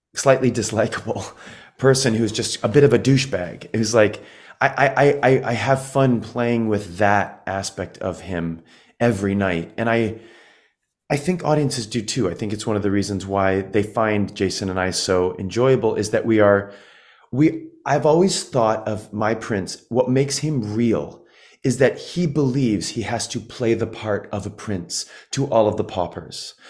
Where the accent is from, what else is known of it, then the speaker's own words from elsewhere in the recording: Midwest, United States; growing up in the Midwest